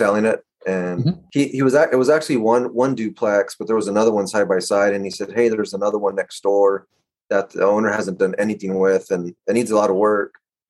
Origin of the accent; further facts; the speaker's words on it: Fresno, California, United States; I am from the Central Valley in California, in, near Fresno.